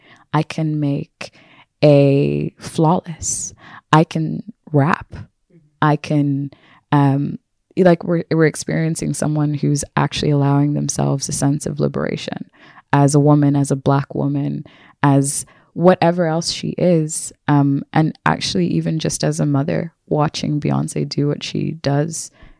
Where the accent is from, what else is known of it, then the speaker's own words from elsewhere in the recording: United States; I am a person from America who has a history of and a heritage of my ancestors being enslaved. So I have a disconnection from home.